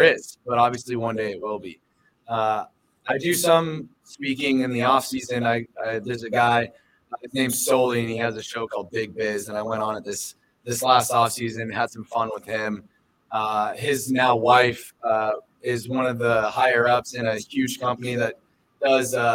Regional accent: San Diego, California, United States; now in Phoenix, United States; I grew up in San Diego, and so I was a beach bum

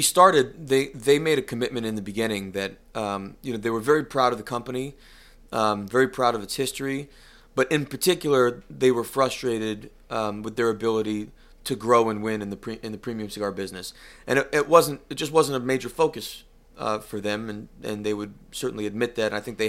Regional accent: Connecticut, United States; No. And I come from I don't want to say a poor area, because it's certainly very rich in culture but it's not a wealthy area. When you think of Connecticut, it is not the Martha Stewart corner

